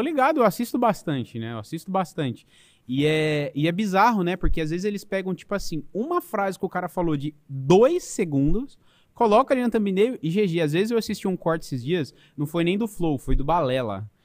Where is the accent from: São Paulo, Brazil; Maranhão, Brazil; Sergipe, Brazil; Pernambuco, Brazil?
São Paulo, Brazil; moved away as an adult; also born or lived in Portugal; Eu sou, eu sou de São Paulo